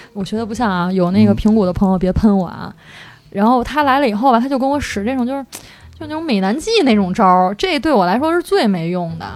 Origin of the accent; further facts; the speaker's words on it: Beijing, China; 大家都是北京人